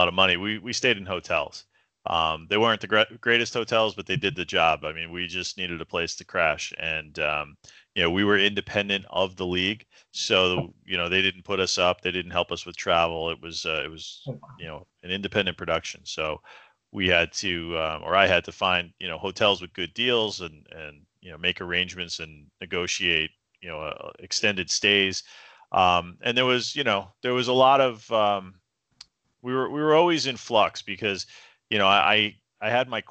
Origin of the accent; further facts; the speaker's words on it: United States; I was from New York